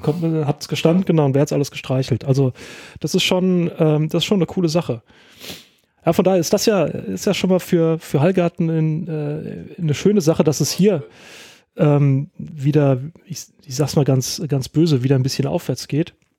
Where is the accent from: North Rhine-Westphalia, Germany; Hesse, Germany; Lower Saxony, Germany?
Hesse, Germany; Rheingau; also born or lived in Winkel; ich, äh, bin groß geworden in Österreich, ähm, dann habe ich auch Eskapaden gehabt, aber auch immer im Rheingau gewesen und wohne jetzt in Winkel.